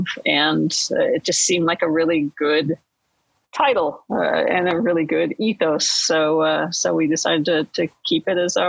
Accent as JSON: {"language": "English", "town": "Chicago", "region": "Illinois", "country": "United States", "also_born_or_lived": "Houston, Texas", "said": "I'm from Chicago."}